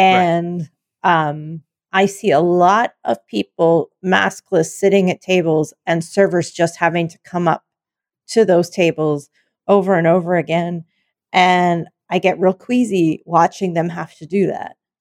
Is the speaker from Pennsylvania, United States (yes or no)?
yes; Pennsylvania, United States; moved away; Penn State from my home state